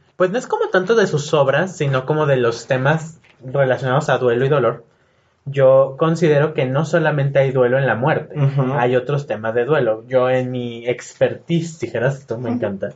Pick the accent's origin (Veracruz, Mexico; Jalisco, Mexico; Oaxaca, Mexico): Jalisco, Mexico; Guadalajara; soy de Guadalajara.